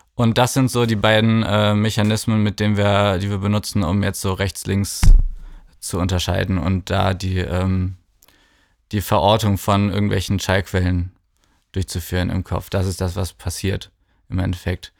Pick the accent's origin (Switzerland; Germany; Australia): Germany; Cologne, North Rhine-Westphalia; moved away as an adult; also born or lived in Bergisch Gladbach; now in Berlin, Germany; ich komme aus Köln